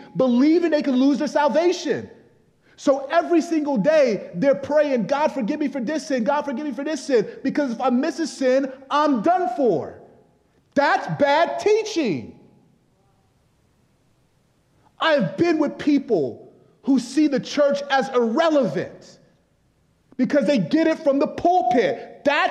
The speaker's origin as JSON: {"language": "English", "country": "Nigeria", "said": "I'm actually Nigerian"}